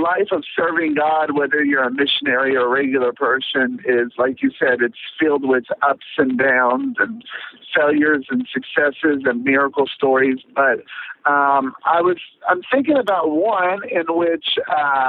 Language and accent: English; Tennessee, United States; moved away as an adult; now in Israel; I'm from Tennessee, moved to Israel in 2002